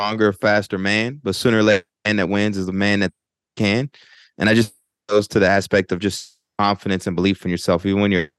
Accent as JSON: {"language": "English", "town": "College Station", "region": "Texas", "country": "United States", "tie": "born or raised there", "also_born_or_lived": "Tyler, Texas", "moved": "as an adult", "lives_now": "Newark, United States", "said": "I'm originally from Bryan College Station, Texas, but also claim Tyler, Texas, because I lived in Tyler and Bryan College Station growing up."}